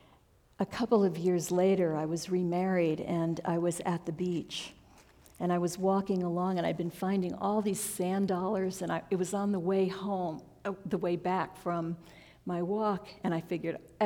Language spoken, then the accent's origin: English; New York, United States; now in Central Oregon, United States; when I was a little kid, I grew up in New York